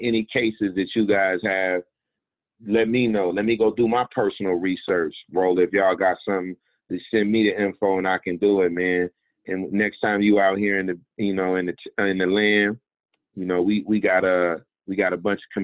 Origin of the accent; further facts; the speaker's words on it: United States; I was born and raised in a racist, sexist, capitalist system in America